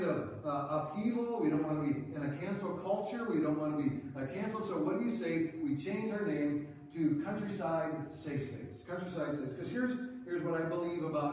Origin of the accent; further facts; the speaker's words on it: Rockford, Illinois, United States; I grew up in Rockford in Central Christian Church, and my whole life, you know, from the time I was born to the time I left my parents' home